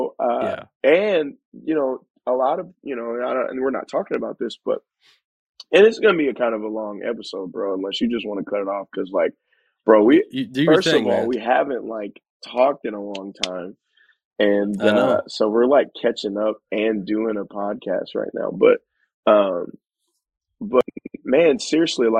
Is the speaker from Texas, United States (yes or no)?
yes; Dallas, Texas, United States; moved away as an adult; also born or lived in Indiana; now in Sterling Heights, United States; I grew up in Dallas, Texas